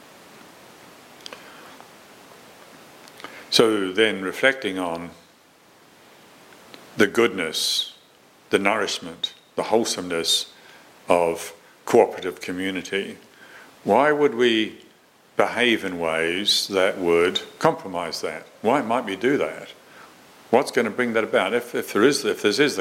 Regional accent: New Zealand; I was growing up in Moronsville in New Zealand

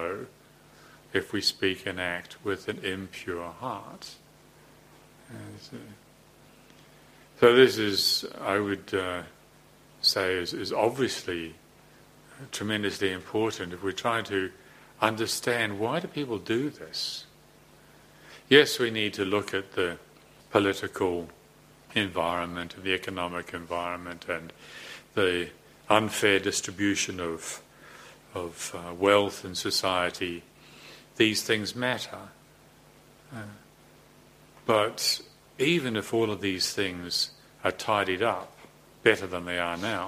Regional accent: New Zealand; I'm a Kiwi bloke

